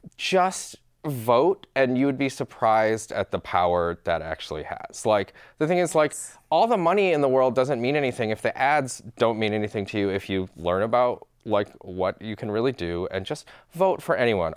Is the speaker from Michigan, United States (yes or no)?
yes; Michigan, United States; So I grew up in Michigan